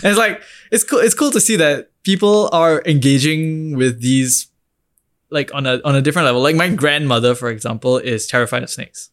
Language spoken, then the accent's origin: English; Singapore; as an Indian, as a young Indian from Singapore